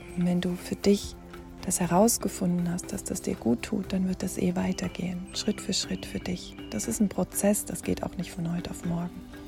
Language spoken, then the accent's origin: German; Germany; hier bei uns in Deutschland oder in Europa